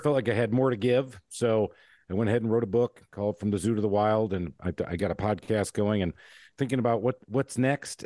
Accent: Michigan, United States; I grew up in Michigan

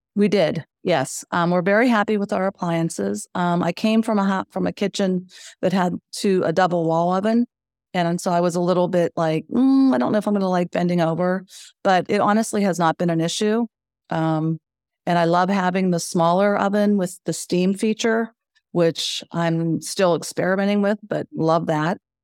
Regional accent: Western Pennsylvania, United States; moved away as an adult; now in Wilmington, United States; So we are from Western Pennsylvania, which um, tends to have long winters.

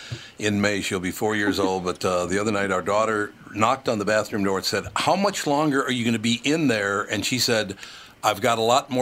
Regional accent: Minnesota, United States; moved away; we're from Minnesota originally

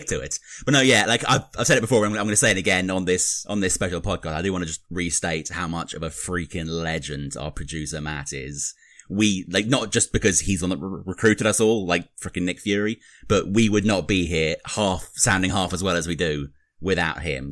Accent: United Kingdom; accent: British; I'm the Brit here.

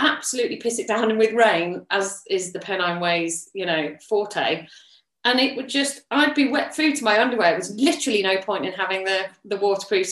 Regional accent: Yorkshire and the Humber, United Kingdom; now in Leicestershire, United Kingdom; I grew up in Yorkshire.

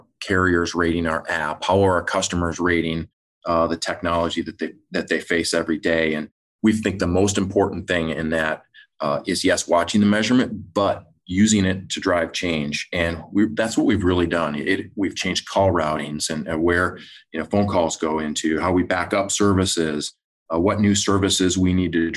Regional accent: Michigan, United States; I grew up in Michigan

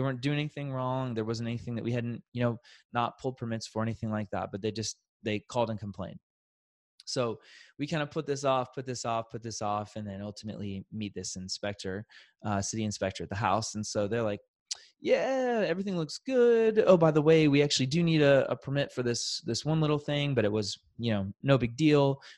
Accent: Kansas City, United States; born and raised in Kansas City, so it's been a very natural, wonderful place to grow up

